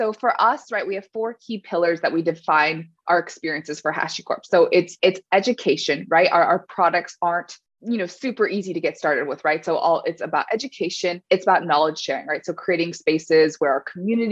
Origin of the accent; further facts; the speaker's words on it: California, United States; I grew up in California